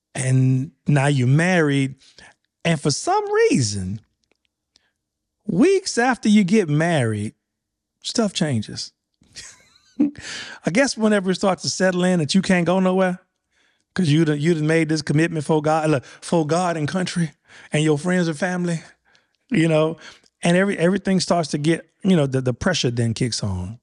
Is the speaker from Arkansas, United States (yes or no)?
no; Louisiana, United States; I'm from Louisiana.